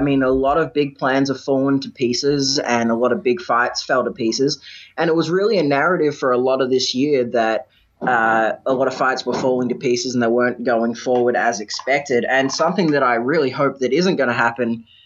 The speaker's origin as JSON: {"language": "English", "region": "Victoria", "country": "Australia", "said": "In Victoria, my home state"}